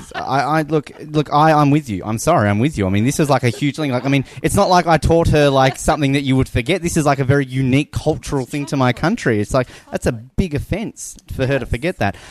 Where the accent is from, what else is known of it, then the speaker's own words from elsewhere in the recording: Australia; now in Kansas, United States; I'm Australian